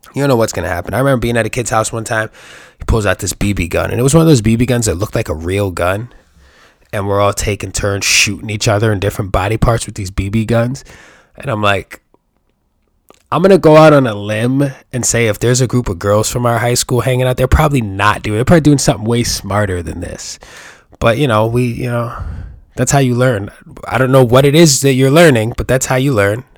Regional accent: New York, United States; I'm from New York

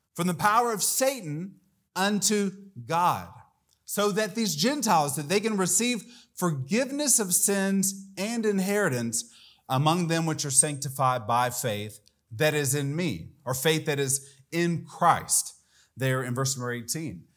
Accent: Atlanta, Georgia, United States; moved away as an adult; also born or lived in Latin America; I grew up in the Atlanta area

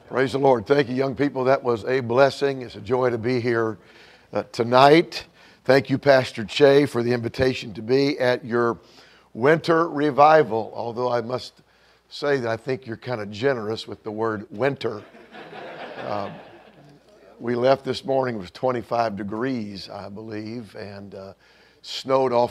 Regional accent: Bourbonnais, Illinois, United States; Uh, we are from Bourbonnais, Illinois.

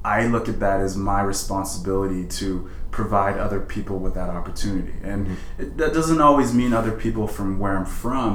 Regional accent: Edmonton, Alberta, Canada; also born or lived in Sierra Leone; I have been given the opportunity to grow up in a place like Canada

